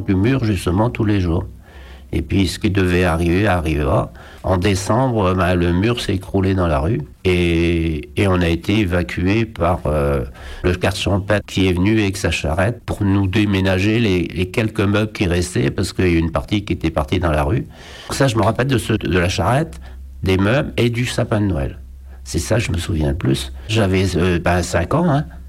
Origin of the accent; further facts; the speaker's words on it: Brest, Brittany, France; Je suis né à Brest en août 1940.